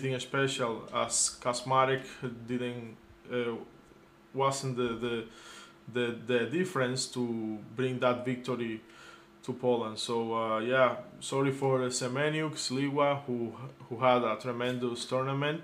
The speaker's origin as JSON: {"language": "English", "country": "Cuba", "said": "As a Cuban"}